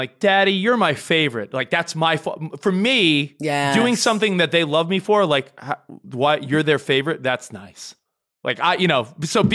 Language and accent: English; New York, United States; now in Los Angeles, United States; I live in LA now, but I'm a New Yorker